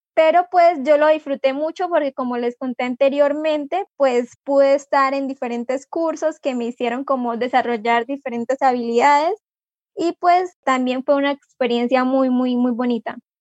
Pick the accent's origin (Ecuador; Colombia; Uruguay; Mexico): Colombia; Vado Real, Santander; also born or lived in Moniquirá; me llevaron para eh, Real, que es el pueblo donde viven mis abuelos y donde yo viví durante 15 años de mi vida